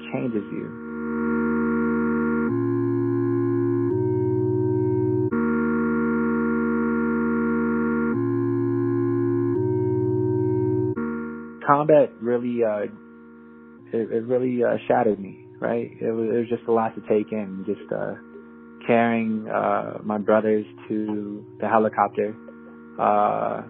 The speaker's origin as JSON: {"language": "English", "region": "New Mexico", "country": "United States", "tie": "born or raised there", "moved": "as an adult", "said": "Growing up in New Mexico, you're around predominantly Hispanic people"}